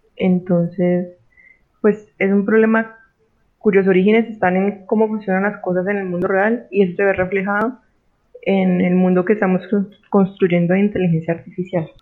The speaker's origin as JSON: {"language": "Spanish", "country": "Colombia", "also_born_or_lived": "Cali, Colombia", "said": "como buena colombiana"}